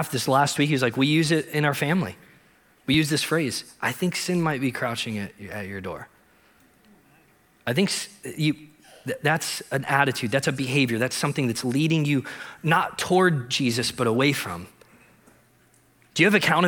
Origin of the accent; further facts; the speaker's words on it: Ohio, United States; I grew up in Ohio, and I grew up in this little town of 200 people